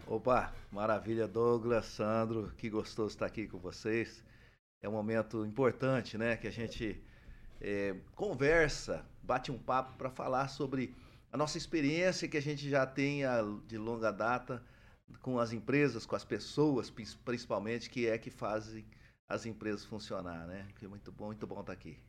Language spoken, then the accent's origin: Portuguese; Minas Gerais, Brazil; now in Maringá, Brazil; eu sou mineiro, mas não sou lá de Barbacena, não.